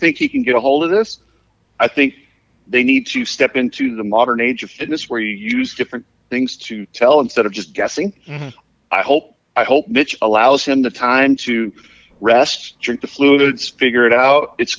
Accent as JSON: {"language": "English", "region": "Utah", "country": "United States", "tie": "born or raised there", "said": "I grew up in Utah."}